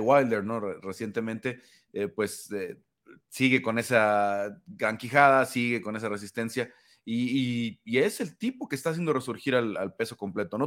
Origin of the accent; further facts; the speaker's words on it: Mexico; obviamente mexicano